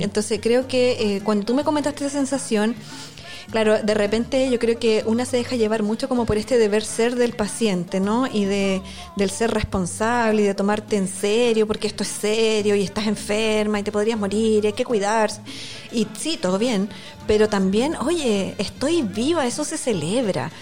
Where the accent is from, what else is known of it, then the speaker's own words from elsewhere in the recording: Concepción, Biobío, Chile; also born or lived in Santiago; originaria de Concepción